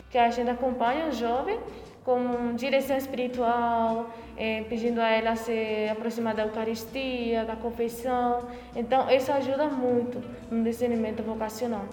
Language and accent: Portuguese; Paraguay; moved away as an adult; now in Porto Alegre, Brazil; sou natural do Paraguai, mas estou aqui em Porto Alegre, no Brasil.